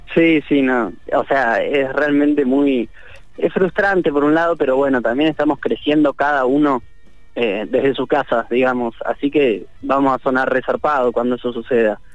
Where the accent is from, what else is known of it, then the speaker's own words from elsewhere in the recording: Bariloche, Río Negro, Argentina; somos eh, pibes de Bariloche